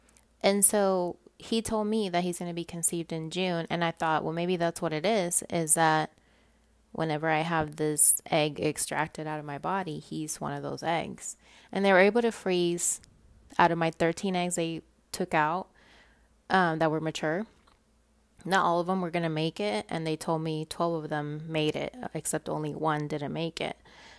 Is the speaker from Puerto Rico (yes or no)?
yes; Puerto Rico; accent: Puerto Rican; they can tell I'm not from here because of my Puerto Rican accent.